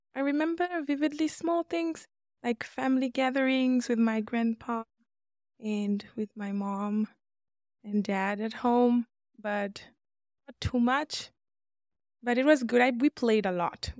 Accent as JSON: {"language": "English", "country": "Namibia", "tie": "born or raised there", "also_born_or_lived": "Democratic Republic of the Congo", "moved": "as an adult", "lives_now": "Boise, United States", "said": "I am born in Congo, but I was raised in Namibia."}